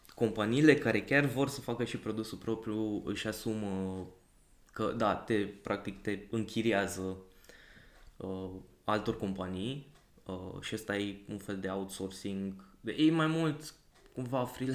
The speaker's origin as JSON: {"language": "Romanian", "town": "Brașov", "region": "Brașov County", "country": "Romania", "moved": "yes", "lives_now": "Cluj-Napoca, Romania", "said": "sunt din Brașov"}